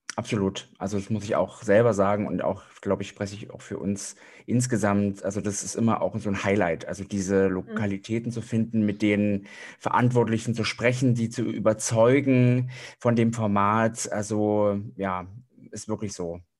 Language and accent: German; Thuringia, Germany; ich stamme zwar aus Thüringen